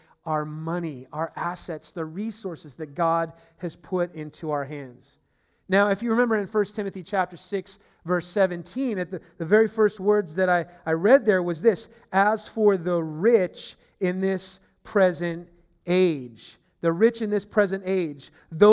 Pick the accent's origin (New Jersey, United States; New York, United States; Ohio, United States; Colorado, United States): Ohio, United States; Steubenville; also born or lived in San Francisco Bay Area, California; now in Northern Virginia, United States; where my hometown is, where my family was, the roots are in Steubenville, Ohio